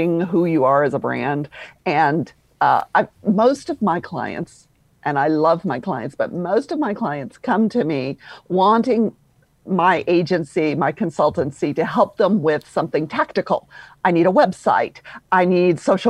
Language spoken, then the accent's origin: English; Louisville, Kentucky, United States; accent: Southern drawl; moved away as an adult; now in Atlanta, United States; I'm originally from Louisville, Kentucky